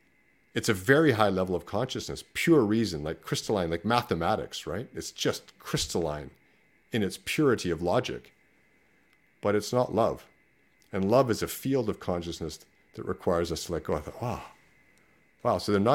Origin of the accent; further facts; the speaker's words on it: Canada; No, Canada. I'm Canadian, so I came from Canada.